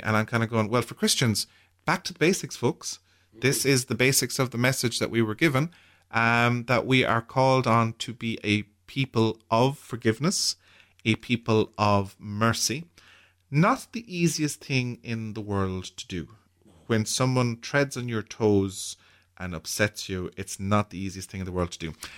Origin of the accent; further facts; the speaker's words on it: Ireland; as Irish people, and how we have, or how we deal with grief as, as a community in, in our culture